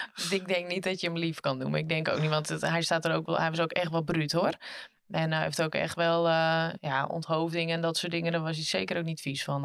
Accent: Frisians, Friesland, Netherlands; als Friezen

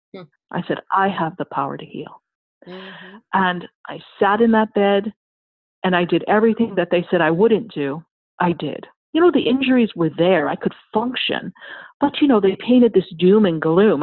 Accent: New York, United States; moved away; I'm from New York

